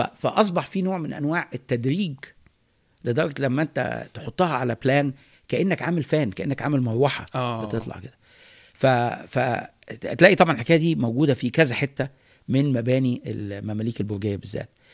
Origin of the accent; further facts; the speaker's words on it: Cairo, Cairo Governorate, Egypt; انا نشات في القاهره في فتره معينه فتره زمنيه هي فتره الستينات واوائل السبعينات